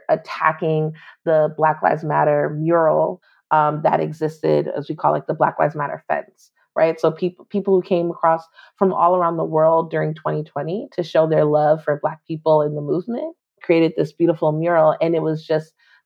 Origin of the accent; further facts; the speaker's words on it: New York City, New York, United States; now in Washington, DC, United States; I was born in New York City. I've lived, only lived in New York, in DC.